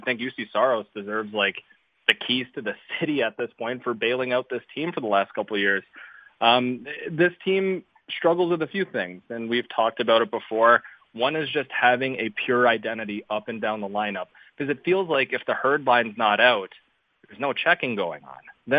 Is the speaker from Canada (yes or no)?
yes; Canada; I'm Canadian.